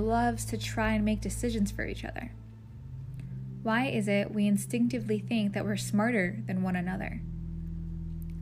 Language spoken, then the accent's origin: English; United States